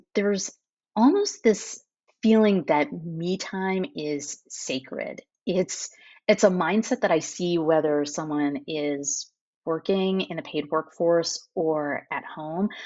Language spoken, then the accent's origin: English; United States; moved away as an adult; now in France; as an American